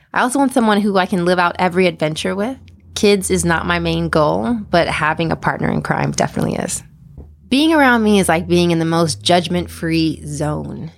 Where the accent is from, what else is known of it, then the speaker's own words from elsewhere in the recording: East Coast, United States; now in San Francisco Bay Area, United States; I'm originally from the East Coast.